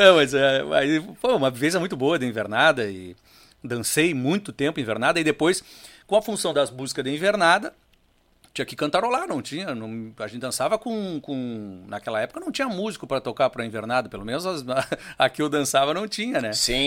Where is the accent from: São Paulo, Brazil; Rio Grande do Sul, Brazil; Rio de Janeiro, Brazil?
Rio Grande do Sul, Brazil; Rio Grande; now in São José do Norte, Brazil; eu e as minhas irmãs nascemos no Rio Grande.